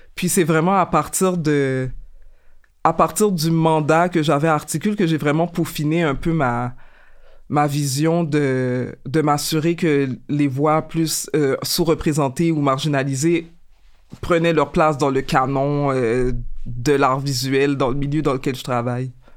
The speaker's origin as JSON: {"language": "French", "town": "Montreal", "region": "Quebec", "country": "Canada", "tie": "born or raised there", "said": "je suis euh, née et j'ai grandi à Montréal, donc je suis originaire euh, d'ici."}